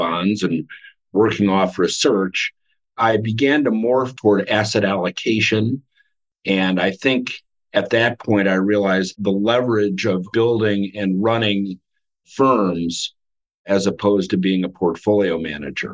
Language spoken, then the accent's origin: English; Cleveland, Ohio, United States; I grew up in Cleveland